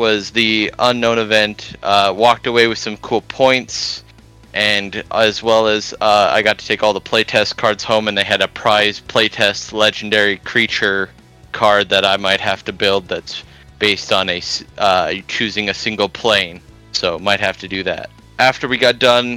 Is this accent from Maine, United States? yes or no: no; Grand Forks, North Dakota, United States; I'm from Grand Forks, North Dakota